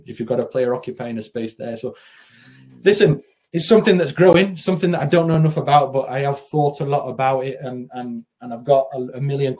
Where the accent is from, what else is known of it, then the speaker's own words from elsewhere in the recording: the north of England, United Kingdom; moved away as an adult; also born or lived in Spain; growing up in Northern England, playing in Northern England as a kid and then into my early 20s